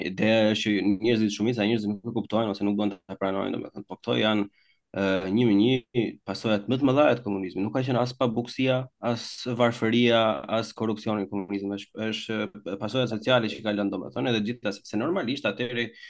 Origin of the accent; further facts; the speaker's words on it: Albania; moved away; ne jemi shqiptarë dhe vim nga Shqipëria